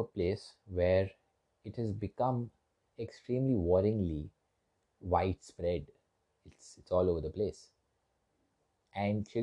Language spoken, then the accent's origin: English; India; I'm from India, and we were colonized for quite a long period of time